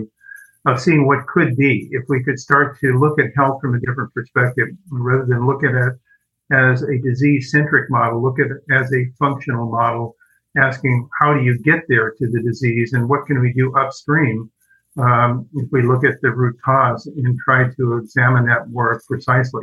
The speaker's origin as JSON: {"language": "English", "region": "Southern California", "country": "United States", "tie": "born or raised there", "said": "I grew up in Southern California"}